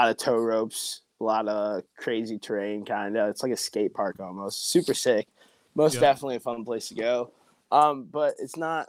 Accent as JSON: {"language": "English", "town": "Portage", "region": "Michigan", "country": "United States", "tie": "born or raised there", "also_born_or_lived": "Detroit, Michigan", "said": "After I was adopted from the Detroit area, I moved to this little town called Portage, Michigan. It's not that small. But lived there"}